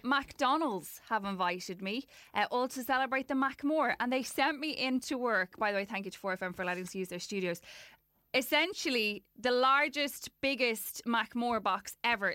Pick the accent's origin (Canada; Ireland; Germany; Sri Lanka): Ireland